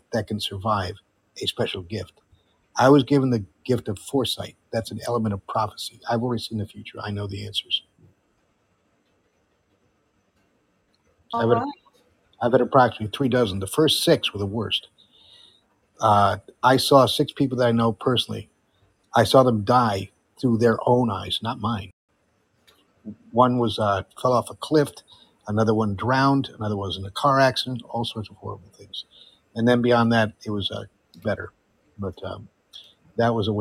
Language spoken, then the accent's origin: English; Fairfield, Connecticut, United States; also born or lived in Amsterdam, Netherlands; now in Florida, United States; I grew up right next to it, 45 miles away. You know where Fairfield, Connecticut is? That was my home.